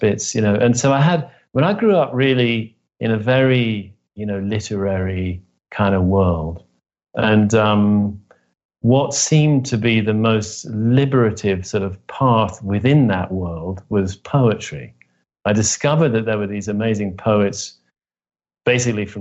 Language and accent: English; Oxford, South East England, United Kingdom; I grew up in Oxford, England, the son of two academics